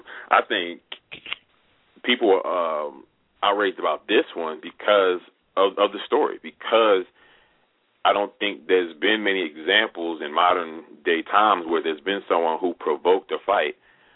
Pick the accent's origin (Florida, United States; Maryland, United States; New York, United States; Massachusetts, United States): Maryland, United States; Baltimore; I'm from Baltimore.